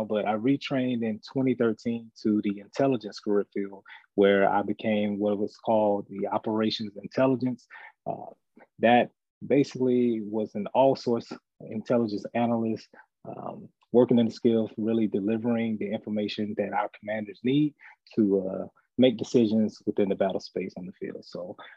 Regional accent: Mobile, Alabama, United States; moved away; I am originally from Mobile, Alabama

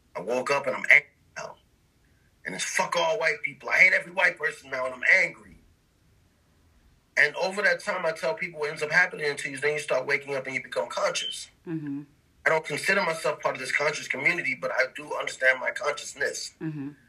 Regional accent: New York City, New York, United States; moved away; I come from the Bronx where the only two people who have guns are police and drug dealers

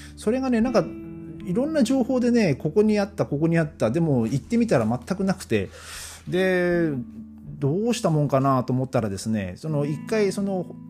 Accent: Gonohe, Aomori, Japan; 僕の地元のねあの青森県の五戸っていうところには馬肉鍋っていうのが、まあ、あるんですよ

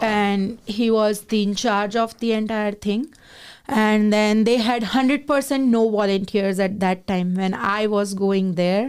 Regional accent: Gujarat, India; moved away as an adult; now in Canada; I am from Gujarat

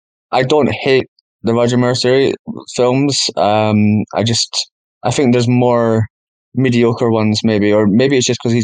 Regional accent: Scotland, United Kingdom; I'm Scottish

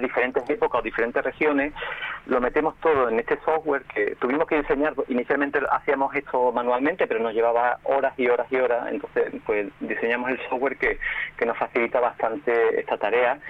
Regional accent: Seville, Andalusia, Spain; mi pueblo de Sevilla

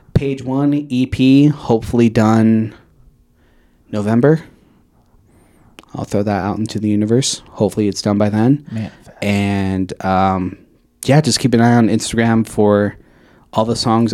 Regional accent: Caldwell, Idaho, United States; also born or lived in Portland, Oregon; now in Boise, United States; I'm from Caldwell.

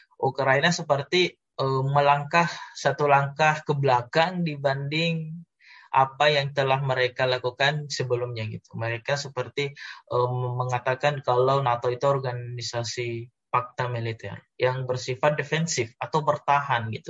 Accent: Indonesia; kita sebagai orang Indonesia

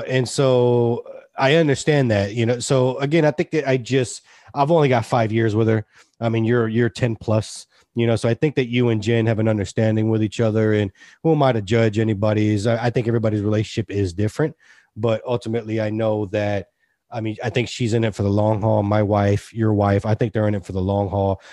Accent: Hilton Head, South Carolina, United States; also born or lived in Austin; I grew up here.

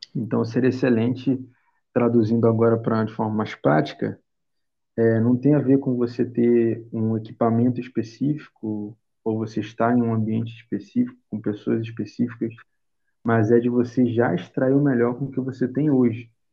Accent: Rio de Janeiro, Brazil; sou carioca, tenho 22

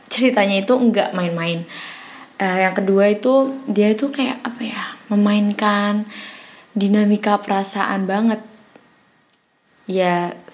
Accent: Semarang, Central Java, Indonesia; perkenalkan … aku dari Semarang.

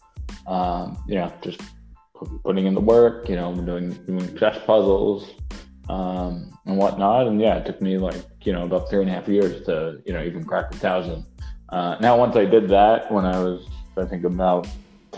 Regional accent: New York City, New York, United States; I grew up in New York City, in Manhattan on the Upper West Side, born and raised.

